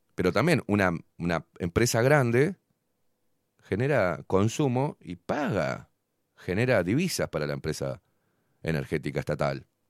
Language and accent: Spanish; Uruguay; Yo siendo uruguayo